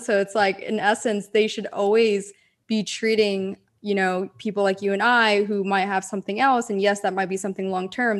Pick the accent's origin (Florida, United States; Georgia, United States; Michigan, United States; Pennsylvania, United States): Pennsylvania, United States; moved away; also born or lived in Southern California; I grew up in Pennsylvania in a four seasons type of climate.